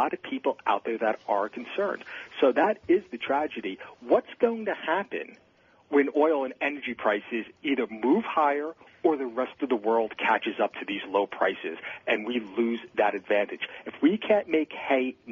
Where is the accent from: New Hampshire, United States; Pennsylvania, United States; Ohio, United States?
Pennsylvania, United States; my home state here in Pennsylvania